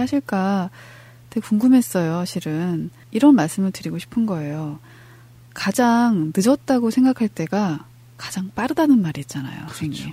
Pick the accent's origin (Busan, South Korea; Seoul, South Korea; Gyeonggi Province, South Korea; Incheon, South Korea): Incheon, South Korea; 인천교구 정말 인천 사람으로서